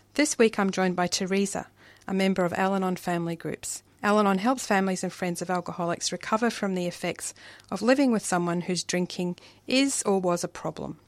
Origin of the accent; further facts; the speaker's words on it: Glasgow, Scotland, United Kingdom; now in Australia; I'm from Glasgow